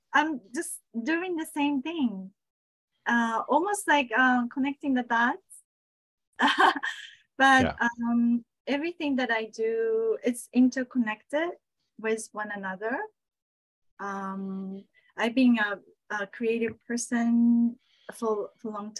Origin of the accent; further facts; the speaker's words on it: Saitama, Japan; moved away; also born or lived in Tokyo; I was born in Tokyo, grew up in Saitama, which is like suburbs of Tokyo.